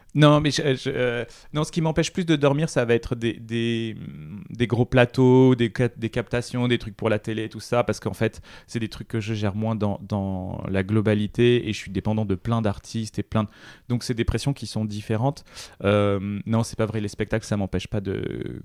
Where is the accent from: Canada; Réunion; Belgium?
Réunion; moved away; Quand j'étais petit, je vivais à La Réunion